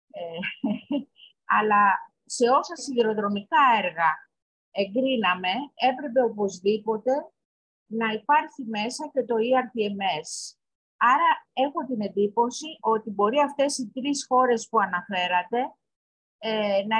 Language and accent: Greek; Greece; εμείς σαν Έλληνες, σαν Ελλάδα